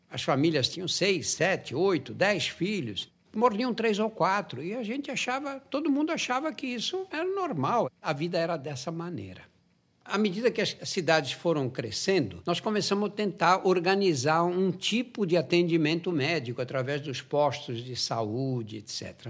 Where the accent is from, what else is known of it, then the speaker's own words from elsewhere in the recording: São Paulo, Brazil; Eu nasci num bairro operário, bairro do Brás